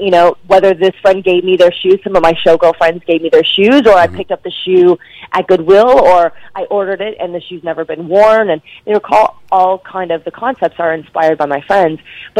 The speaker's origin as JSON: {"language": "English", "town": "Dallas", "region": "Texas", "country": "United States", "said": "So I asked her, in Dallas, because I'm from Dallas, Texas, there's the Dance Council"}